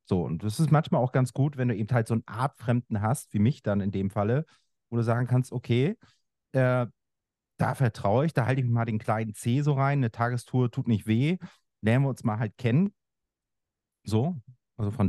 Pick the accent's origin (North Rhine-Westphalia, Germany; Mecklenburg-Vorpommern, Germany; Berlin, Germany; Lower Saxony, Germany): Mecklenburg-Vorpommern, Germany; Schwerin; Ich bin im Osten aufgewachsen. Das ist heute Bundesland Mecklenburg-Vorpommern in Schwerin